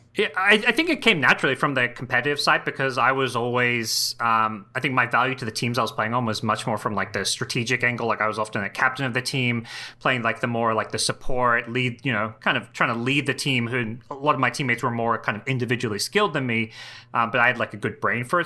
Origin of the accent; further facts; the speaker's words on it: Australia; moved away as an adult; also born or lived in Southeast Asia; Australia, which is my hometown.